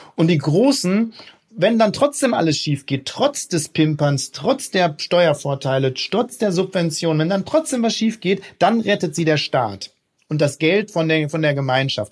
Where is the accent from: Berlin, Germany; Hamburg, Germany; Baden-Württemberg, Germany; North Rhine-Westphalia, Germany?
North Rhine-Westphalia, Germany; Ruhr area; ich komme aus dem Pott, ne, aus dem Ruhrgebiet.